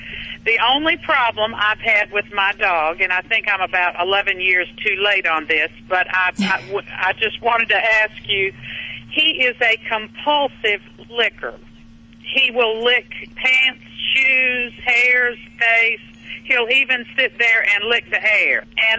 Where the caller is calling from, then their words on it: Washington, North Carolina, United States; Washington, North Carolina.